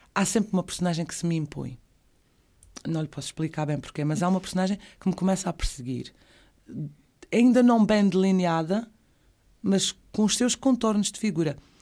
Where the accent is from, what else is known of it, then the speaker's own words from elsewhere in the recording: Azores, Portugal; also born or lived in Madeira / Terceira; saí da ilha por duas vezes porque o meu pai era juiz na altura e tivemos que, que o acompanhar